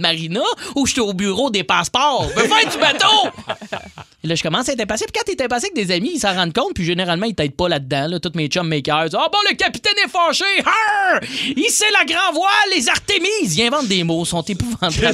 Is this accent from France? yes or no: no; Joliette, Quebec, Canada; je viens de Joliette